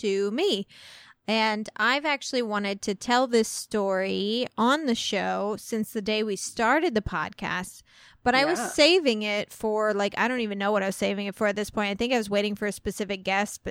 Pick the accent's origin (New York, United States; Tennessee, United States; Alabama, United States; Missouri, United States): Missouri, United States; less than 2 hours from Union; Union, Missouri, which is less than 2 hours away from my hometown